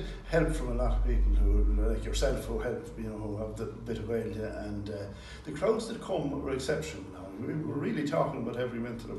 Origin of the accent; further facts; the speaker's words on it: Longford, Leinster, Ireland; also born or lived in Dublin; now in Ballinamore, Ireland; I was in Dublin for about 10 and a half years. I'm from Longford, not very far away, Neat Shore on the Owen.